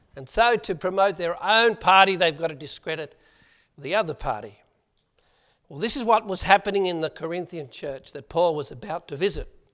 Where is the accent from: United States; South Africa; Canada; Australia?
Australia; accent: Aussie; my Aussie accent